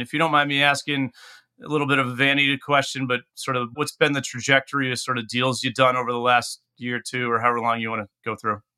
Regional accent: New England, United States; being someone born and raised in New England

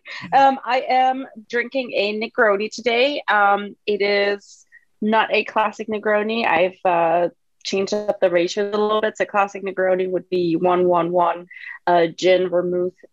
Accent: Germany; moved away; I'm not from the U.S. I'm from Germany originally

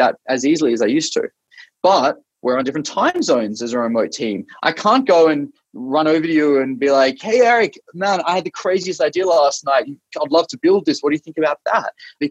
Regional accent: Australia; moved away as an adult; now in Bay Area, United States; I'm Australian originally. I grew up in Australia

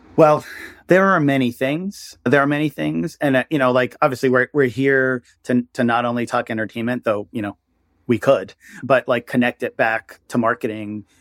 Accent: New York area, United States; I'm from the New York area

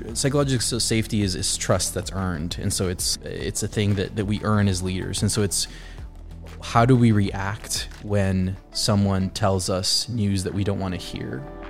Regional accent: South Florida, United States; moved away as an adult; also born or lived in Colombia; now in Indiana, United States; Being from Columbia and growing up in South Florida, middle school, high school

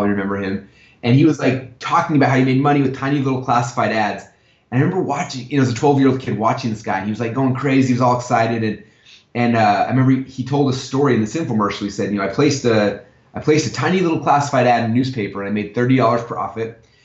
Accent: Sandy, Utah, United States; moved away as an adult; now in Boise, United States; I grew up in Sandy, Utah

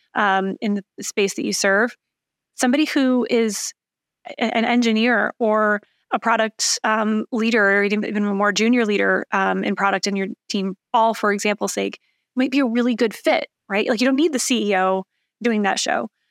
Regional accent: Lansing, Michigan, United States; accent: Michigan; also born or lived in Chicago; now in Indianapolis, United States; I'm from Michigan, um, the mitten shaped motherland, as I like to call it

